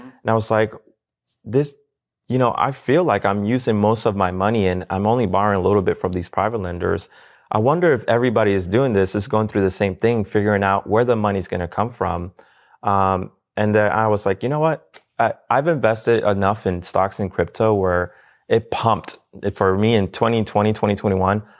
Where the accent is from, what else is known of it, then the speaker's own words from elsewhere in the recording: Puerto Rico; moved away; I'm from Puerto Rico.